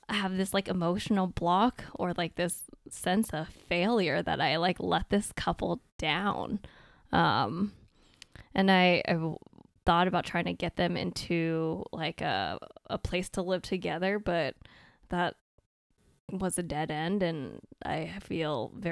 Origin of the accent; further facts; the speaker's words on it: Maine, United States; also born or lived in California; I was born in California and lived there for nine years, and then we hopped around, and then I ended up in Maine for most of my life, basically from elementary school all the way through med school, basically.